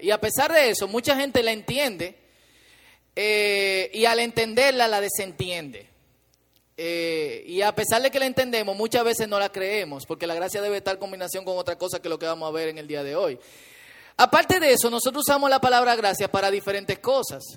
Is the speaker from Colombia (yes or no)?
no; Dominican Republic; somos dominicanos